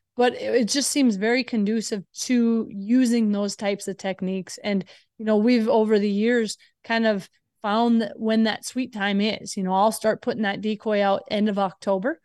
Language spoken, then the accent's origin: English; Minnesota, United States; I grew up in Minnesota